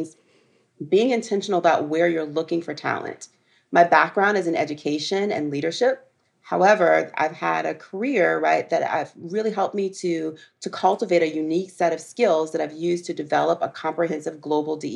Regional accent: the South, United States; I'm a girl from the South

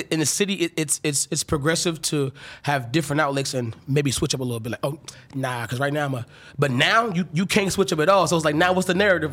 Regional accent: North Carolina, United States; moved away; I'm from North Carolina

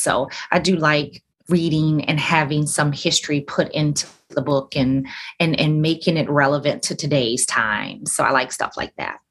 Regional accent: Alabama, United States; now in Orlando, United States; I grew up in Alabama

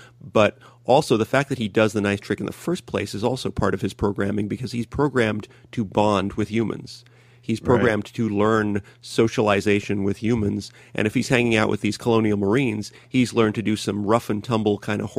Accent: New York, United States; I grew up in New York in the 70s.

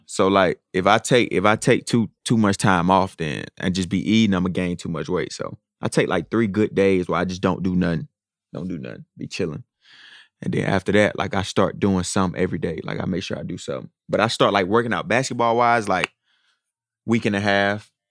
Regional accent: Atlanta, Georgia, United States; moved away as an adult; now in Minnesota, United States; growing up in Atlanta, I didn't, it didn't really snow like that.

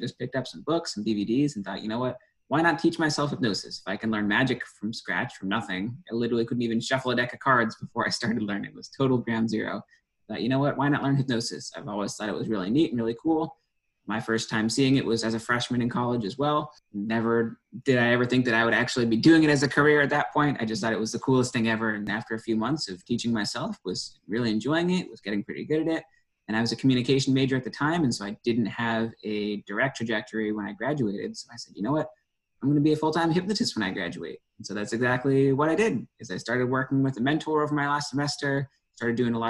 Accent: New Hampshire, United States; moved away as an adult; now in Santa Monica, United States; originally born and raised in New Hampshire

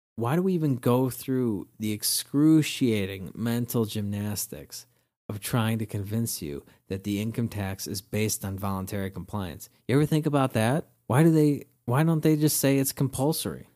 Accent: Wilmette, Illinois, United States; I grew up in Wilmette, a great suburb of Chicago

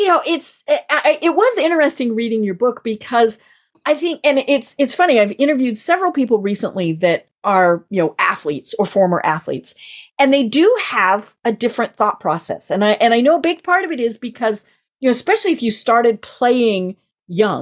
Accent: Colorado, United States; I am from Colorado

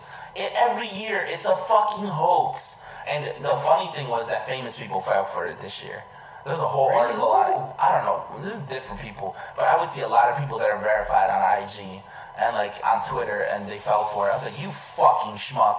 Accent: Elizabeth, New Jersey, United States; also born or lived in Linden, New Jersey; I grew up in Elizabeth, so before I moved to Linden

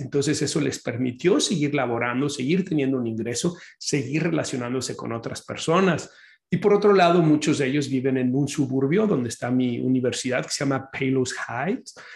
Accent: Mexico; los que somos de México

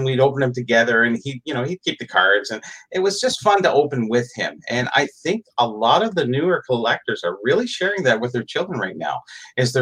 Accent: Canada; I'm Canadian.

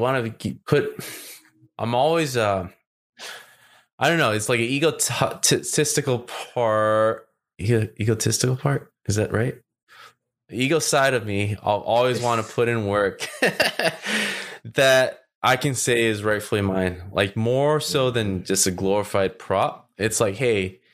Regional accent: California, United States; I'm from California

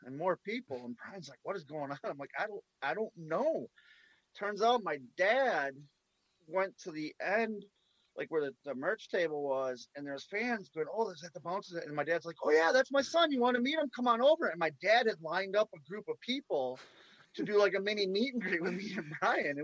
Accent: Wisconsin, United States; moved away; I'm from Wisconsin.

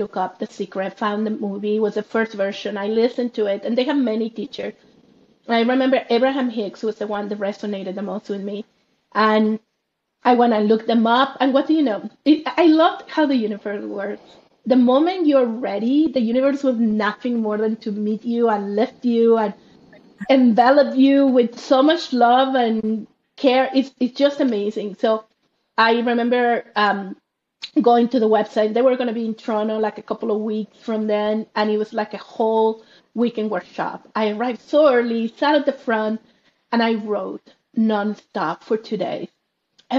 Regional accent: Monterrey, Nuevo León, Mexico; moved away; I grew up in Mexico, in Monterrey, Mexico.

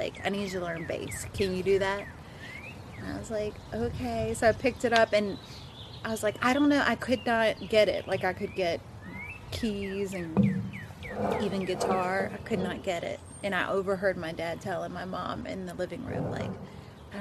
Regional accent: Harpers Ferry, West Virginia, United States; also born or lived in Shepherdstown, West Virginia; I grew up in Pentecostal church, and my dad was the music minister and the deacon in Harpers Ferry

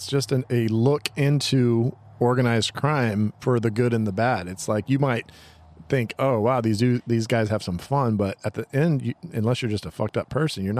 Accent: Oakdale, United States; I'm from Oakdale.

